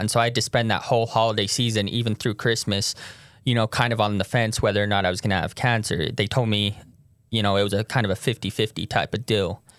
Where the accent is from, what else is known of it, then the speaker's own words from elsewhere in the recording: Tooele, Utah, United States; moved away as an adult; also born or lived in St. George, Utah; I'm from Tooele, Utah.